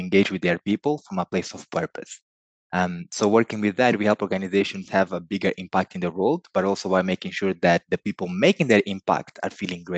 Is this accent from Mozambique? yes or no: yes; Mozambique; first language Portuguese; English is a second language; I was born in Mozambique in sub-Saharan Africa.